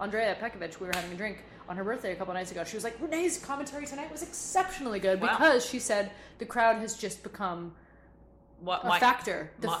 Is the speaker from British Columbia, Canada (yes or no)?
no; Montreal, Quebec, Canada; as a Canadian, as a Montrealer